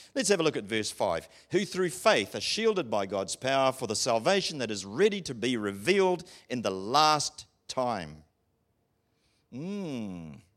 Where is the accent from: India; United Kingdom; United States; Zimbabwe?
United Kingdom; England; I'm English